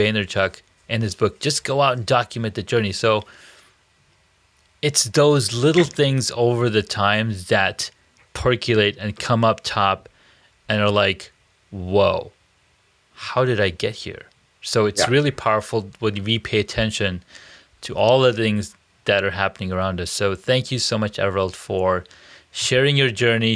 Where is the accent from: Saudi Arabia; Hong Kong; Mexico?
Saudi Arabia; I grew up in Saudi Arabia